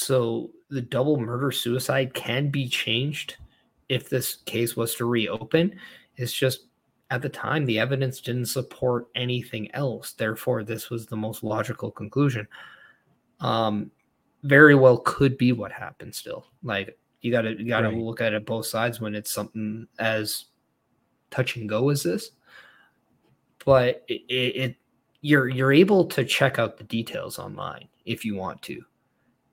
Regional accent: Edmonton, Alberta, Canada; As someone who's actually from Edmonton, like, I was born in Edmonton myself

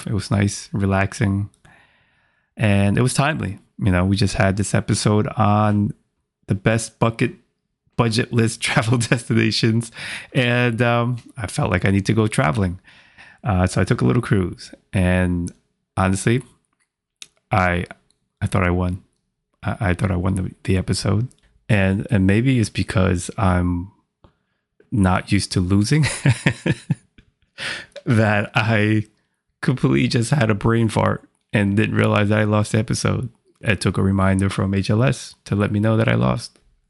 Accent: Providence, Rhode Island, United States; Shout out to Providence, Rhode Island, my hometown.

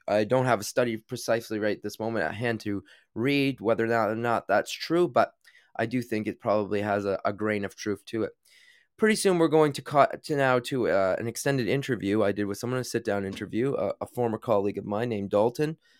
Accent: Canada; born or raised there; moved away as an adult; now in London, United Kingdom

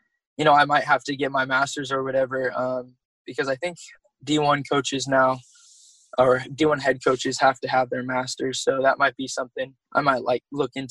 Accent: Sacramento, California, United States; moved away as an adult; also born or lived in Oregon; being from Sacramento, because I'm originally from California

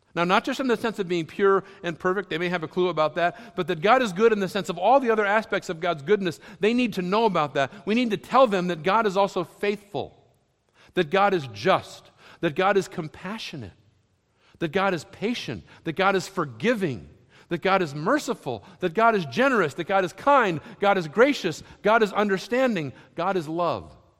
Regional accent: Massachusetts, United States; also born or lived in Lexington, Kentucky; where I grew up in Massachusetts

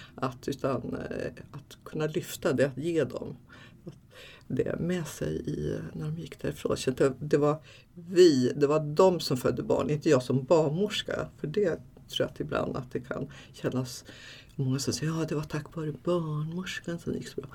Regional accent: Backe, Jämtland, Sweden; min mamma och pappa vi bodde uppe i Backe i norra Ångermanland i, i en, ute i skogen där, liksom, i, i en by var det faktiskt

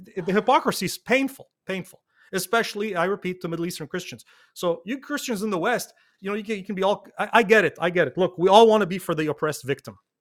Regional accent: Deir el Qamar, Mount Lebanon, Lebanon; first language Arabic; English is a second language; now in Montreal, Canada; born and raised in Lebanon, on my father's side, uh, I'm from Dar el-Amar, the city

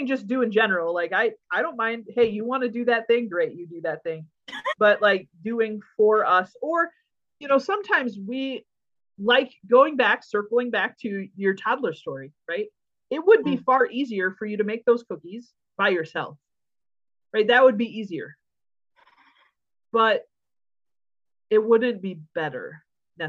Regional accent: United States; also born or lived in Hungary; I'm an American who doesn't speak Hungarian

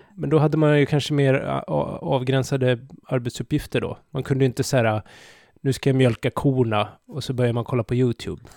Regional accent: Sweden

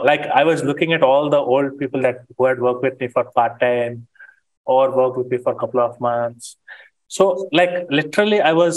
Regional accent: India; Being Indian, I think you can empathize with me.

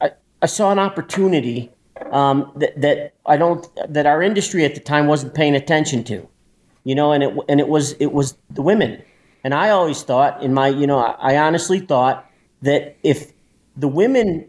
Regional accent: Chicago, Illinois, United States; moved away as an adult; I'm an Italian from Chicago.

